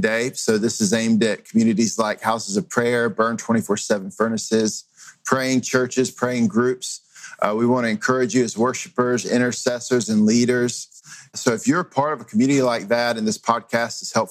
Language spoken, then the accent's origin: English; Greenville, North Carolina, United States; I grew up in Greenville, North Carolina